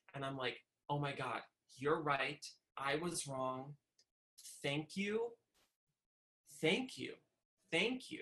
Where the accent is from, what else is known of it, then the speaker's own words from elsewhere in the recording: Westchester, New York, United States; where I grew up in Westchester